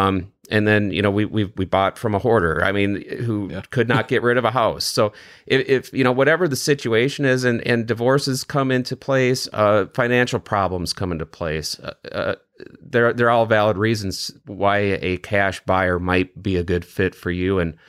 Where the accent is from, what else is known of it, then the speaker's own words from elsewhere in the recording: Wisconsin, United States; also born or lived in Michigan's Upper Peninsula; I grew up in Western Wisconsin, and then I spent 7 years way in the northern part of Michigan's Upper Peninsula.